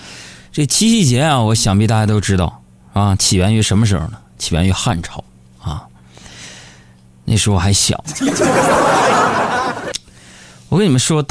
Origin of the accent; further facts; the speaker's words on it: China; 就是身为一个中国人，Chinese people。